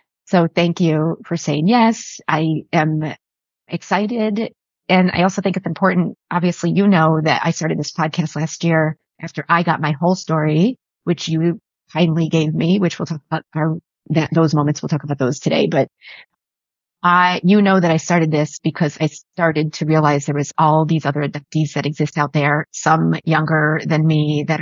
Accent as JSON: {"language": "English", "town": "Buffalo", "region": "New York", "country": "United States", "tie": "born or raised there", "said": "I was born in Buffalo in the 70s."}